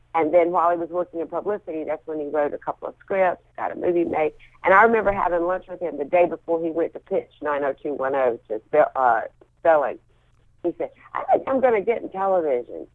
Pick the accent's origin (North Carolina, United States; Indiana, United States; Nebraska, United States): North Carolina, United States; Wilmington; also born or lived in Atlanta / Charlotte; then I grew up in Wilmington, and we moved to Wilmington when I was 11, and then I spent the rest of my time in Wilmington.